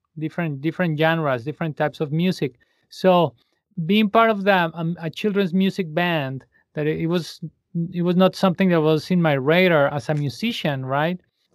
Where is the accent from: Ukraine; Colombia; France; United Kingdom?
Colombia; Bogotá; English is a second language; moved away as an adult; now in Washington, D.C., United States; Nací en Bogotá, Colombia.